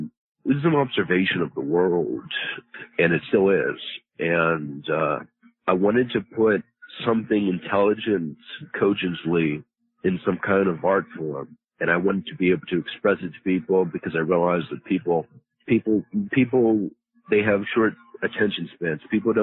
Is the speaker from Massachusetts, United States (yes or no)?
no; Pittsburgh, Pennsylvania, United States; born there; Well, I was born in Pittsburgh, Pennsylvania. But I'm pretty worldly. I've been many places and, so I kind of have my own little accent.